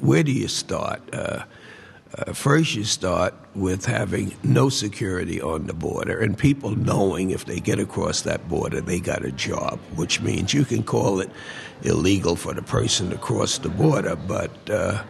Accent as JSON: {"language": "English", "town": "New York City", "region": "New York", "country": "United States", "said": "I'm from Harlem"}